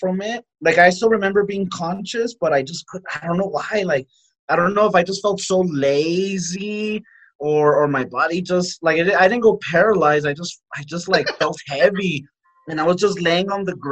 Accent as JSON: {"language": "English", "region": "Texas", "country": "United States", "said": "I'm a Texan"}